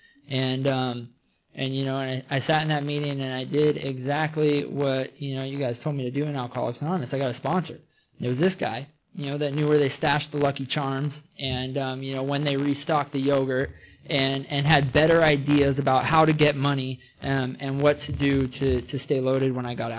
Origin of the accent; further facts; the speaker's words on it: between Arlington and Everett, Washington, United States; now in California, United States; I'm originally from Washington State. I grew up in somewhere between Arlington and Everett, Washington.